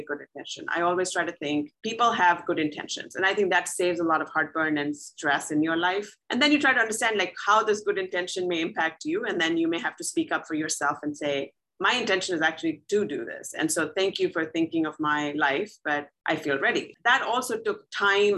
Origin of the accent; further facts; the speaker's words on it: India; moved away as an adult; now in St. Louis, United States; I grew up in India